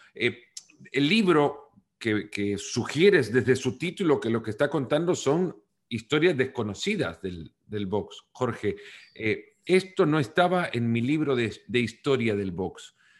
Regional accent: El Salvador; Yo soy del Salvador

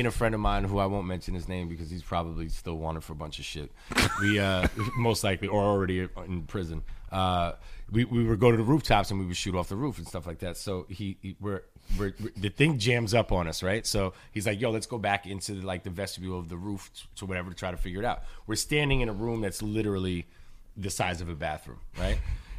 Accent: Yonkers, New York, United States; The reason I ask is because it's growing up in Yonkers, I guess Yonkers was always trying to find a place that fit in with Brooklyn and the Bronx.

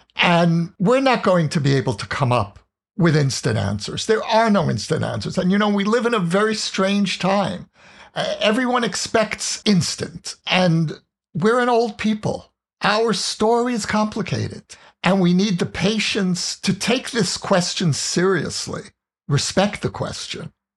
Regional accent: United States; moved away as an adult; now in Israel; an American Jew who chose to live here

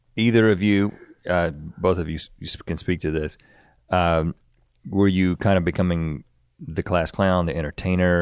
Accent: North Carolina, United States; we're from North Carolina

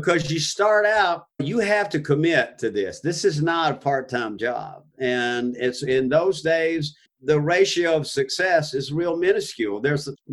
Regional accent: Gulf Coast, United States; moved away as an adult; also born or lived in Nashville / Key West / California; growing up on the Gulf Coast, I was a beach boy

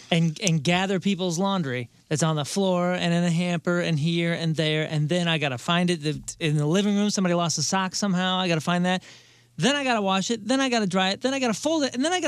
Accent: Crestwood, Missouri, United States; I grew up in Crestwood

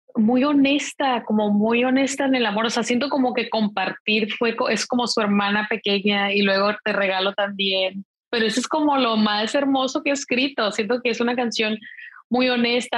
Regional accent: Mexico; yo soy mexicana

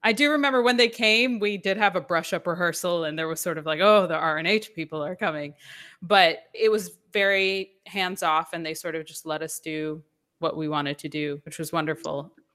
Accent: Atlanta, Georgia, United States; moved away as an adult; also born or lived in New York / New York City; I am from New York originally, I grew up in Atlanta

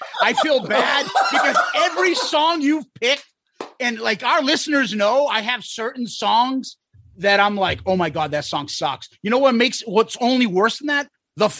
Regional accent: Boston, Massachusetts, United States; We're from Boston.

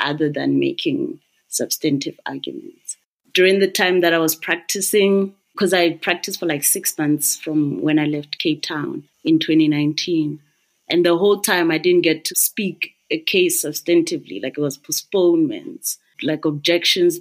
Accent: Maseru, Maseru District, Lesotho; I'm from Maseru

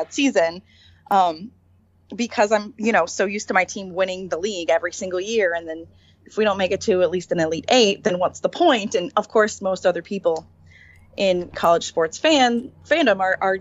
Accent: Lawrence, Kansas, United States; I grew up in Lawrence, which is a college town

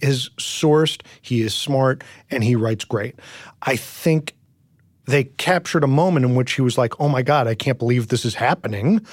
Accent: New York, United States; I grew up in New York, and so I grew up reading, you know, the Daily News and the, and the New York Post

